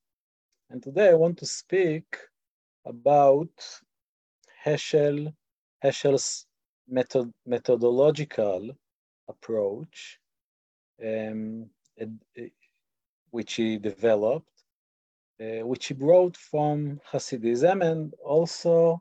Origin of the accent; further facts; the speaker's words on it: Israel; accent: Israeli; English is a second language; my Israeli accent